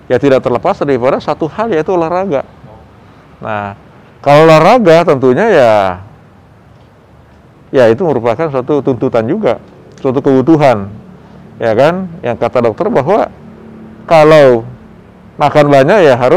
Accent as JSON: {"language": "Indonesian", "region": "South Sulawesi", "country": "Indonesia", "said": "Saya kebetulan orang Bugis, jadi saya sukanya ikan-ikanan."}